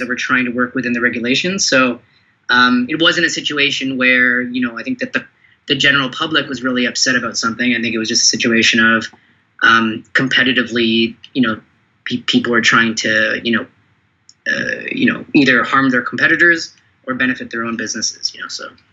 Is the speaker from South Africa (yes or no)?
no; Toronto, Ontario, Canada; I was born in Canada or, or Toronto, but you know my background's uh, you know Sri Lankan